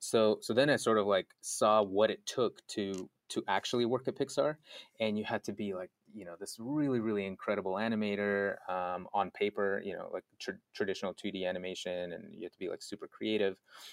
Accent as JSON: {"language": "English", "region": "North Caucasus", "country": "Russia", "tie": "born or raised there", "said": "I was born in Russia, of all places, next to this mountain range called the Caucasus Mountains. So I guess you could say I'm very Caucasian. Since that's the region where, and grew up there, moved to Moscow for a little bit."}